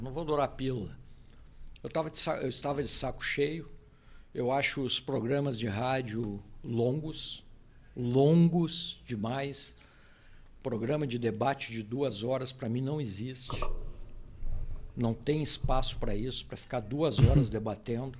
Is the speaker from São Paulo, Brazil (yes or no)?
no; Porto Alegre, Rio Grande do Sul, Brazil; eu hoje eu sou do, do bairro Rio Branco, né? Mas eu me criei no centro. Fui criado no centro